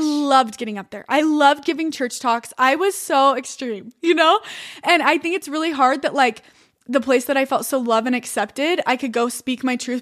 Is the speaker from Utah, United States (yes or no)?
yes; Utah, United States; I'm from Utah.